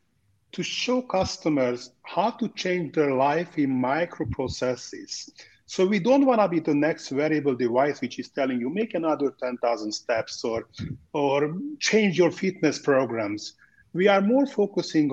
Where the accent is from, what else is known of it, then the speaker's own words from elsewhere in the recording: Budapest, Hungary; now in Miami, United States; I was born and raised in Budapest, Hungary, where I'm currently doing my show. Otherwise, we are living in sunny Miami